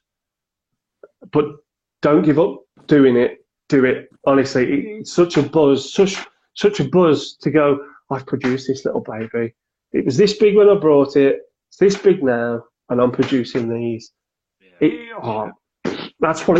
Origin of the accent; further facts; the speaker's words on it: Cannock, West Midlands, United Kingdom; I'm from Cannock in Staffordshire.